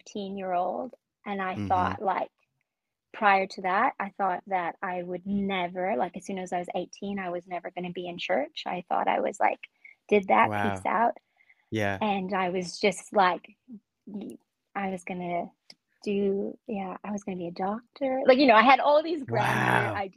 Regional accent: Calgary, Alberta, Canada; also born or lived in Guatemala; I was born in Guatemala. I grew up in Cowtown, Calgary, Alberta.

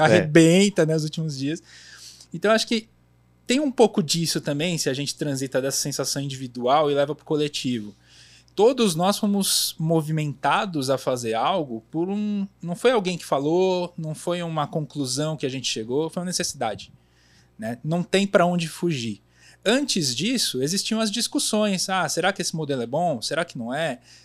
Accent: São Paulo, Brazil; Também sou da Zona Leste de São Paulo

